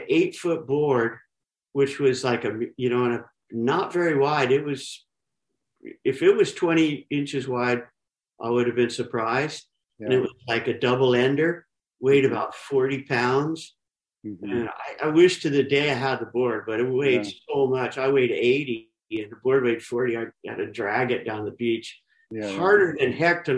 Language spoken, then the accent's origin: English; San Diego, California, United States; also born or lived in El Centro, California; grew up in Claremont